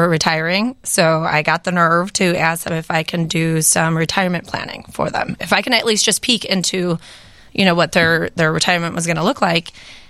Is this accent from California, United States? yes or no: no; Addison, Illinois, United States; Born in Addison, grew up there. And I went to UIC for a little bit of college.